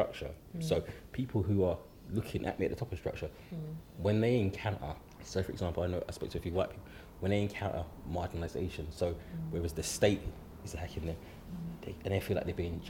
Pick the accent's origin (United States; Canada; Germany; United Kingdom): United Kingdom; England; I'm born in England, but I can't be English.